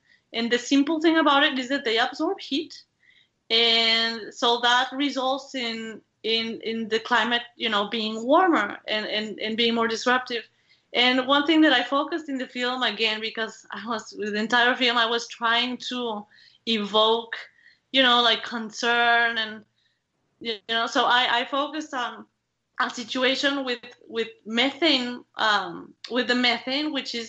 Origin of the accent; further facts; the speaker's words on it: Mexico; English is a second language; as I mentioned, I am from Mexico, and in Mexico, people love telenovelas.